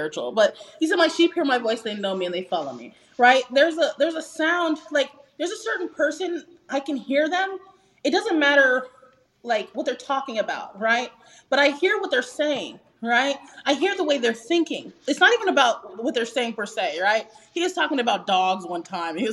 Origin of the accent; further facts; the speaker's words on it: Las Vegas, Nevada, United States; I'm originally from Las Vegas